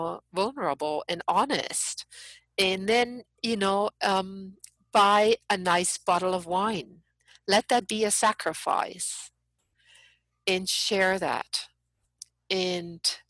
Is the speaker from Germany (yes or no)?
yes; Germany; now in United States; I'm an outsider. I'm from Germany.